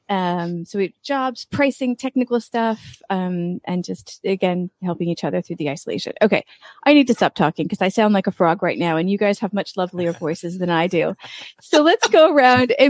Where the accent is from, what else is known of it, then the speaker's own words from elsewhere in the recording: United States; moved away as an adult; now in Valencia, Spain; I'm an American, but I've been living overseas for over 20 years.